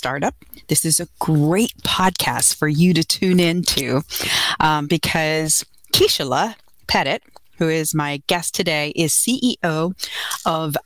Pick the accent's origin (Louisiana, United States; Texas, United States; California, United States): Texas, United States; Houston; moved away; I'm originally from Houston.